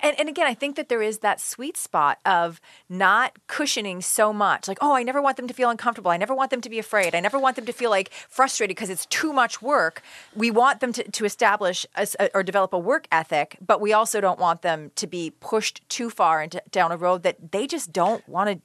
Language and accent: English; Lockport, United States; I grew up on Lockport Road in a little town called Lockport